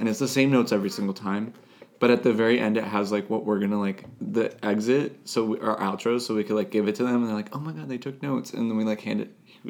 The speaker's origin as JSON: {"language": "English", "country": "United States", "tie": "born or raised there", "accent": "American", "said": "the more I wish I wasn't born in America."}